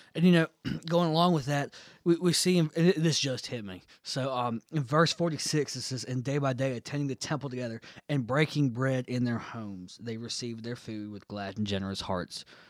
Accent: United States; me as an American Christian

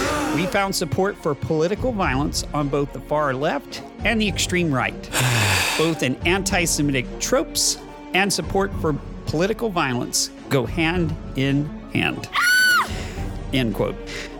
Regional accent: Texas, United States; A Texan Caught in the Middle. And I am that Texan

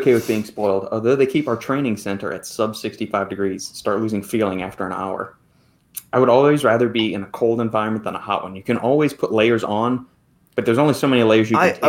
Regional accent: New Orleans, Louisiana, United States; It's initially from Louisiana, New Orleans.

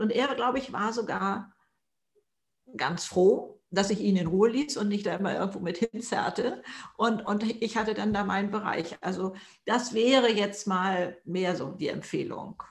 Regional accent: Hamburg, Germany; ich komme aus Hamburg hier im Norden

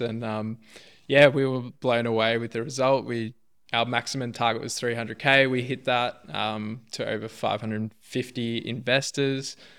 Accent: Melbourne, Victoria, Australia; I was born in Melbourne, Upper Fir Tree Gully, to be specific.

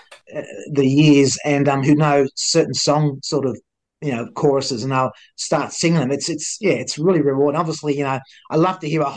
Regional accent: Melbourne, Victoria, Australia; He says, Melbourne. I said, so am

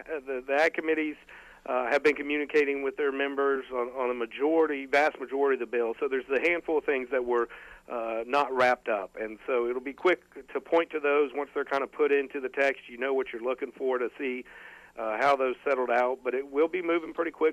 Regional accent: Florida, United States; growing up in Florida

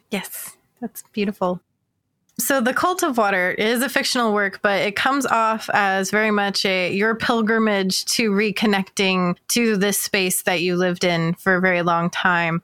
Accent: North Georgia, United States; now in Phoenix, United States; I grew up in North Georgia

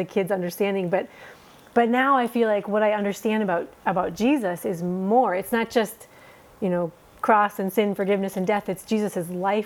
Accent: Minnesota, United States; moved away as an adult; also born or lived in Somaliland; now in Djibouti, Djibouti; So I grew up in Minnesota

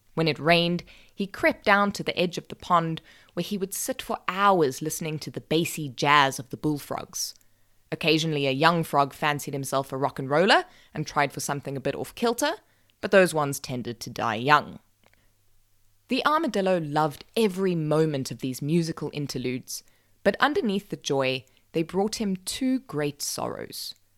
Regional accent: South Africa; I'm South African

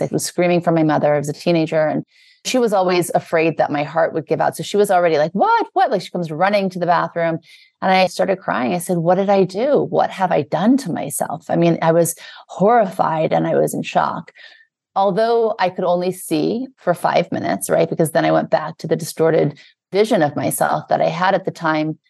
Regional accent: New Orleans, Louisiana, United States; also born or lived in Beverly Hills, California; now in New York, United States; I was born in the South, in Louisiana. I lived in New Orleans, then we moved to Beverly Hills in California, and now I live in New York.

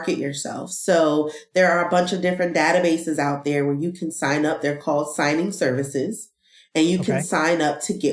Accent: East Orange, New Jersey, United States; moved away as an adult; now in North Carolina, United States; I was born and raised in East Orange, New Jersey

